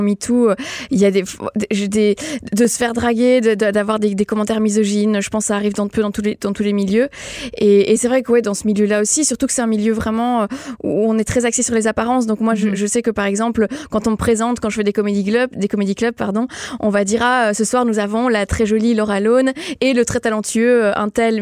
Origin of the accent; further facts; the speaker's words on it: Belgium; je suis belge à la base